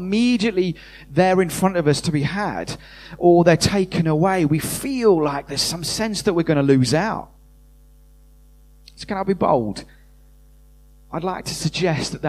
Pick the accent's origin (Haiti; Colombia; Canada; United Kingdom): United Kingdom; we're British, most of us